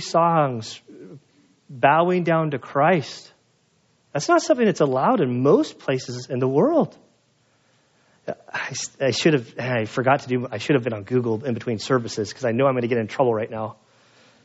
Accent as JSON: {"language": "English", "country": "United States", "said": "I'm an American"}